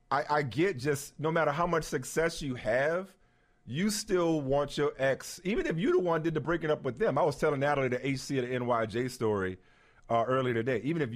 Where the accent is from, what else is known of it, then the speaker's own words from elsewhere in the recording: New Orleans, Louisiana, United States; I'm from New Orleans